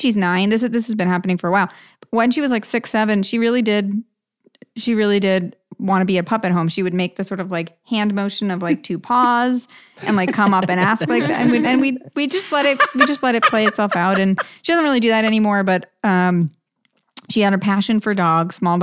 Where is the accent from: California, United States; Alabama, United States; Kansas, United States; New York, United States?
New York, United States; Rockville Centre; I grew up on Long Island